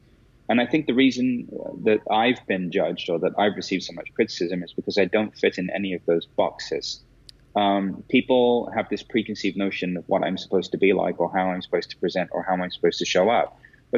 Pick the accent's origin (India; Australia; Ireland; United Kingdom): India; one of the biggest kind of stereotypes that I fall into is that I'm Indian. So then naturally, by extension, I'm a guru.